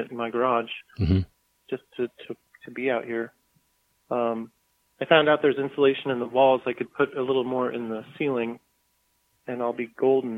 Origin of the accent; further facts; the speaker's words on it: Denver, Colorado, United States; moved away as an adult; also born or lived in San Diego, California; now in Texas, United States; I grew up in Denver